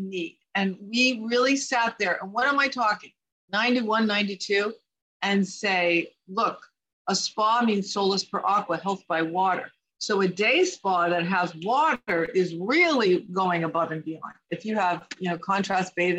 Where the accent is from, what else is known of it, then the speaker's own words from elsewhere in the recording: Midwest, United States; I was raised in the Midwest